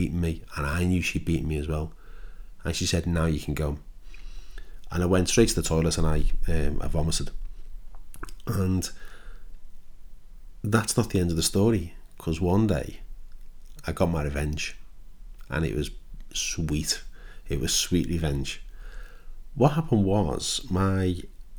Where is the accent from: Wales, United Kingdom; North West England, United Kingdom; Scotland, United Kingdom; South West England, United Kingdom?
North West England, United Kingdom; Liverpool; now in Kent, United Kingdom; I live in Kent now, but when I was a young boy, I was born in Liverpool